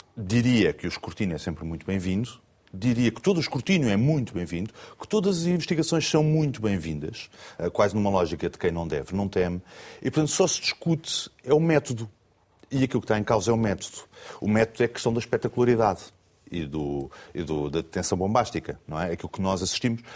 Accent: Portugal; Eu, como português, cidadão português.

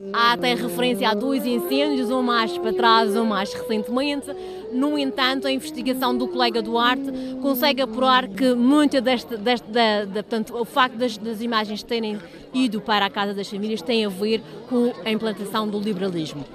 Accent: Poland; Portuguese is a second language; now in Portugal; eu sou de Polónia

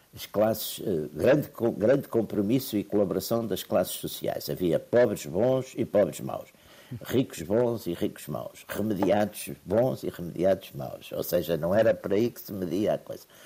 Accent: Porto, Norte, Portugal; Eu sou do Porto

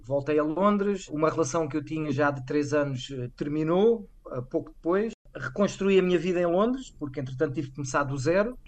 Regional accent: Vila Franca de Xira, Lisbon, Portugal; moved away as an adult; also born or lived in Algarve / London / Netherlands / China; now in Koh Lanta, Thailand; eu sou de Vila Franca de Xira, que é uma cidade pequena

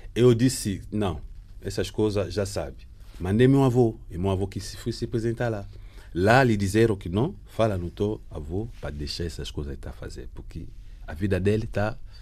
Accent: DR Congo; moved away as an adult; eu saí do Congo porque era o secretário-geral no ONG

